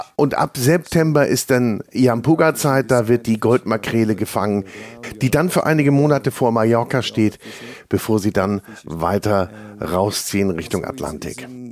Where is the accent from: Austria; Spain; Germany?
Germany; the North, Northern Germany; bei uns im Norden